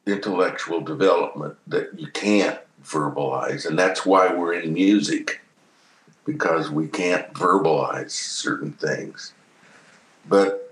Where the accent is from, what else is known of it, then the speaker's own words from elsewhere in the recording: Ulysses, Kansas, United States; I grew up in Ulysses, Kansas, way out in the west